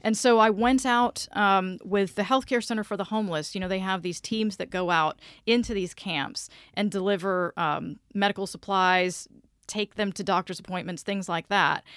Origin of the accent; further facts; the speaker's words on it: Vidalia, Georgia, United States; moved away as an adult; also born or lived in Memphis, Tennessee; now in Orlando, United States; I grew up in Vidalia, Georgia, which is where the onions come from